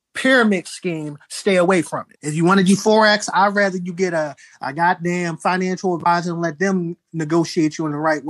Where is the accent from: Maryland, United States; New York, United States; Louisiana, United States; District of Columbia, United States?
Maryland, United States; Baltimore; I'm from Baltimore